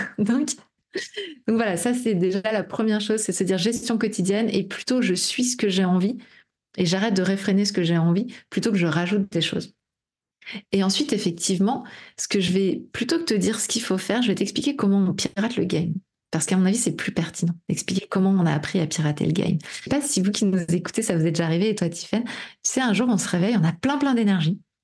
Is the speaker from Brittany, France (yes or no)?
yes; Brittany, France; je suis bretonne